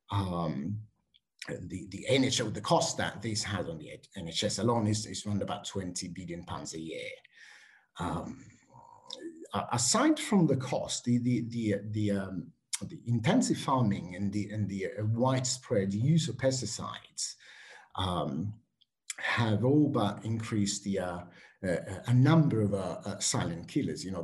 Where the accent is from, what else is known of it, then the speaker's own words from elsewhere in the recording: Switzerland; English is a second language; also born or lived in Italy; now in United Kingdom; I have to say I grew up partly in Switzerland and, uh, and in Italy. And uh, before coming to the UK